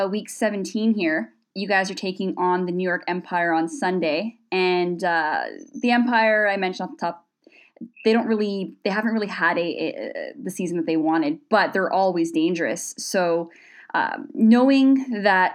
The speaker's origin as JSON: {"language": "English", "town": "Toronto", "region": "Ontario", "country": "Canada", "tie": "born or raised there", "said": "I was born and raised in Toronto and grew up cheering for the Jays"}